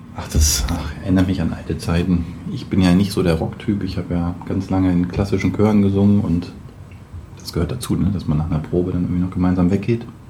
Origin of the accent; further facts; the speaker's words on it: Braunschweig, Lower Saxony, Germany; moved away; also born or lived in Hamburg area; aus meiner Heimatstadt Braunschweig